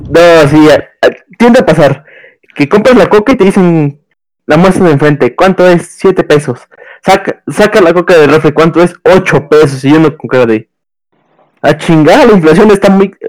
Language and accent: Spanish; Mexico; siendo mexicano